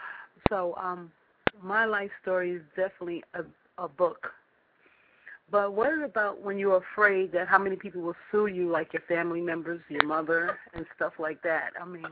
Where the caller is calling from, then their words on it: New York, United States; I'm calling from New York